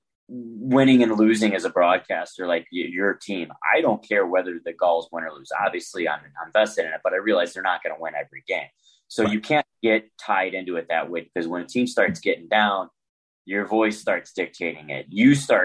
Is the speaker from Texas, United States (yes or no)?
no; St. Louis, Missouri, United States; I'm from St. Louis. I'm born and raised